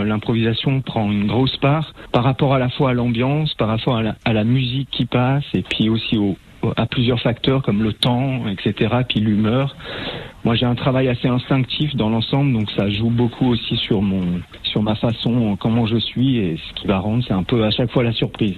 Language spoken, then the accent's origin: French; Aix-les-Bains, Auvergne-Rhône-Alpes, France; Je suis originaire d'Aix-les-Bains, mais je suis re-, je suis resté dans, dans les environs.